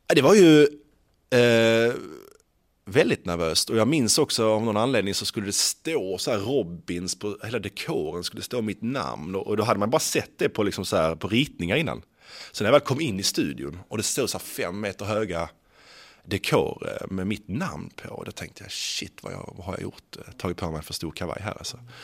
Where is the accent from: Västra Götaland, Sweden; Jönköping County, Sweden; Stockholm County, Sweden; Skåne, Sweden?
Skåne, Sweden; accent: Scanian (skånska); jag pratar skånska